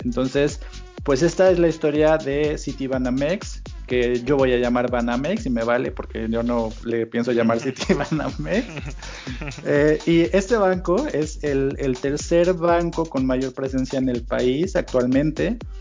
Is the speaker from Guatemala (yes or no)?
no; Mexico; somos los mexicanos